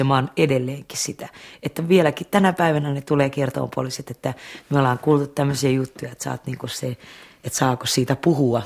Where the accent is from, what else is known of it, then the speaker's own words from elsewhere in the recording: Laukaa, Central Finland, Finland; Sy Jussila oli mun keskikoulussa mun musiikkinopettaja ja Laukaan kanttori. Ja hän sitten niinku opasti omalla tavallaan sitten mua siellä Laukaassa